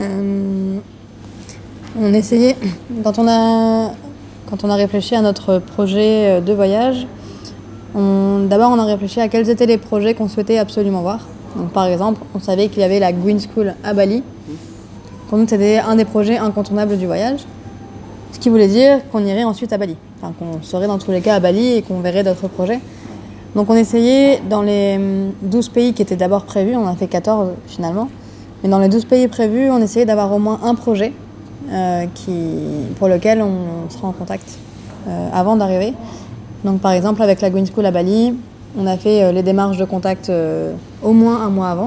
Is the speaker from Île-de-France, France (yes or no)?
no; Lille, Hauts-de-France, France; j'ai 28 ans. Je viens de Lille